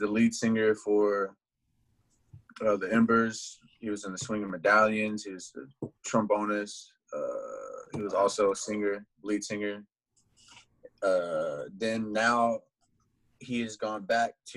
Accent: Raleigh, North Carolina, United States; also born or lived in Greenwood, South Carolina; I rep Raleigh. I moved here at a young age

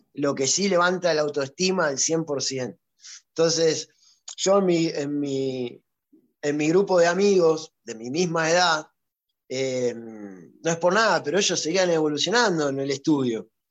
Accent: Ciudad Evita, Buenos Aires Province, Argentina; en Ciudad Vita, el lugar donde yo nací

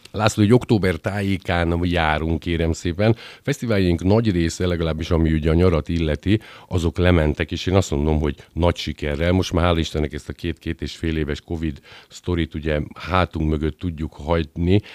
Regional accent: Győr, Győr-Moson-Sopron, Hungary; lokálpatrióta győriként

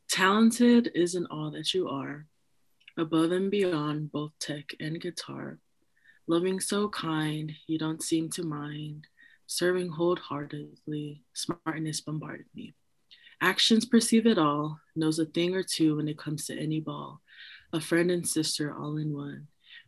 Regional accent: Oakland, California, United States; I'm hella from Oakland.

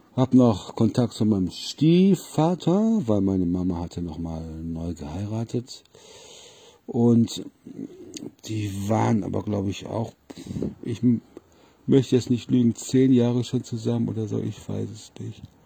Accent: Solingen, North Rhine-Westphalia, Germany; also born or lived in Wermelskirchen; von Solingen, wo ich ja eigentlich herkommen, also geboren in Wermelskirchen

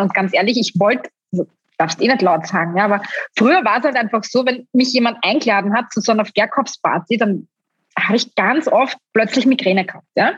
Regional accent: Styria, Austria; bei uns in Österreich

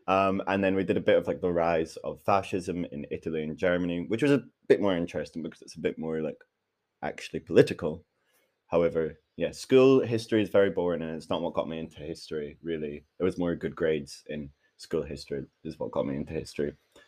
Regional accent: Glasgow, Scotland, United Kingdom; I was brought up in Glasgow

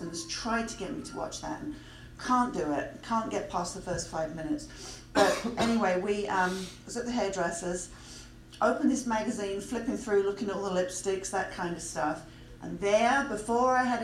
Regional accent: England, United Kingdom; moved away; I grew up in England

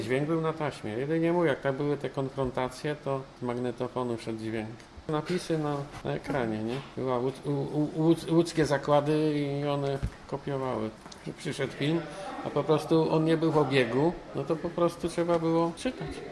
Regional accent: Poznań, Greater Poland, Poland; Ja jestem poznaniak. Moje początki z kinem zaczęły się właśnie w Poznaniu.

